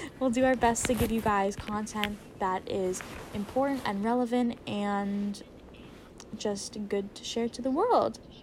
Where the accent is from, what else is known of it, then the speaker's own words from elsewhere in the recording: Princeton, New Jersey, United States; I am from Princeton, New Jersey